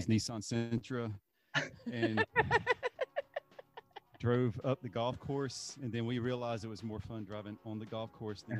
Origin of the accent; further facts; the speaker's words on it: Myrtle Beach, South Carolina, United States; moved away; I'm from the Myrtle Beach area. I'm originally from the Myrtle Beach area, South Carolina.